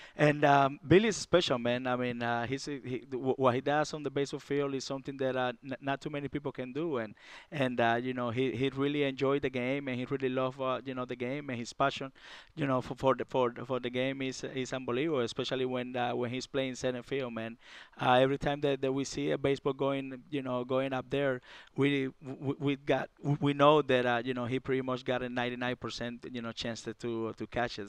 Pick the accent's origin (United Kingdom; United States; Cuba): Cuba; moved away; I came from Cuba, and, uh, it was very tough for me down there in Cuba